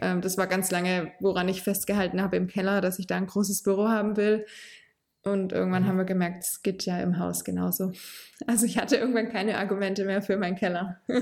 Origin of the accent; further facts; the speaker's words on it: Heilbronn area, Baden-Württemberg, Germany; now in Hohenlohe district, Germany; in meiner Heimat bauen, also eher so im Heilbronner Raum